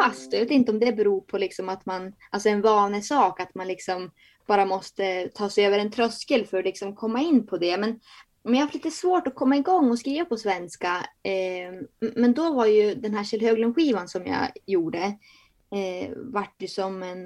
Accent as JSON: {"language": "Swedish", "town": "Bjärme", "region": "Jämtland", "country": "Sweden", "also_born_or_lived": "Börön", "said": "Jag är ju från Bjärme, där Bodil också är från"}